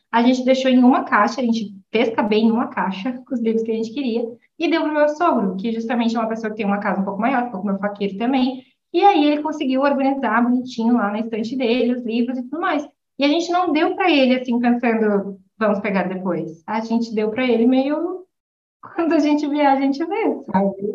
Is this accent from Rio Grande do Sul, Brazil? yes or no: yes; São Borja, Rio Grande do Sul, Brazil; moved away as an adult; now in Italy; Eu sou fronteirista, né? Sou de São Borja ali, tá, fronteira com a Argentina